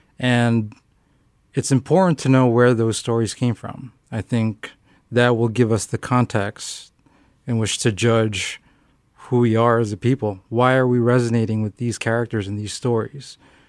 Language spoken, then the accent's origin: English; Philippines; You know, I was growing up in the Philippines, and we would only get one cartoon, essentially, a week to watch.